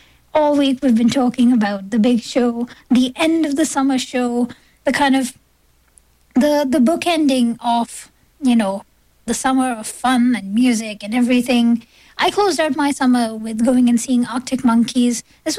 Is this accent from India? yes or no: yes; India; now in Toronto, Canada; I grew up in India